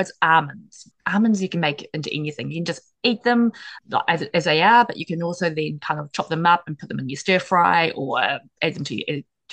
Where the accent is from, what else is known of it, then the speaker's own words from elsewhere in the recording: New Zealand; I'm from New Zealand